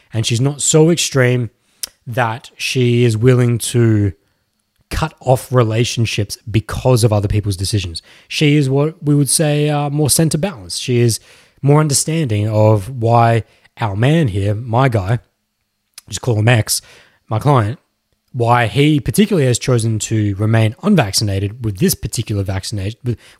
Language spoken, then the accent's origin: English; Melbourne, Victoria, Australia; born there; I'm not even from Melbourne, but I was born there.